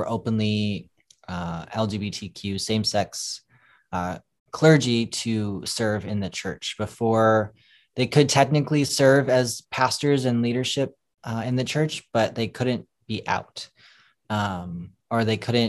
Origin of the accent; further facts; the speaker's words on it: St. Paul, Minnesota, United States; moved away as an adult; now in Los Angeles, United States; born and raised in St. Paul, Minnesota, came to California actually a few years ago